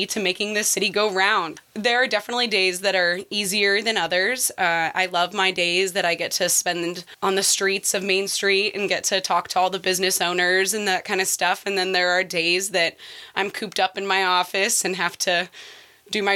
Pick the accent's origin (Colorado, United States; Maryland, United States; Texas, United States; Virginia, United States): Colorado, United States; Denver; moved away as an adult; now in Ottawa, United States; I'm from Denver. So Denver, Colorado. I lived there ever since I was 2